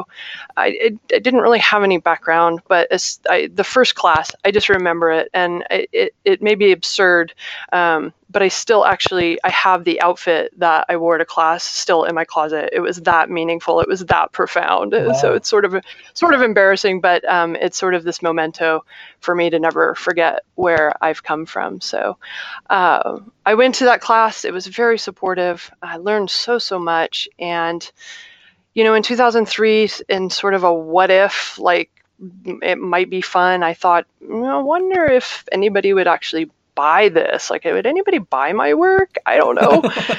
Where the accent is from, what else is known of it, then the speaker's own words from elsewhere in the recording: Ohio, United States; born there; also born or lived in Little Rock / Chicago; now in Chandler, United States; That's not where I'm from. I was born in Ohio. I moved to Little Rock, Arkansas. I moved to Chicago, Illinois.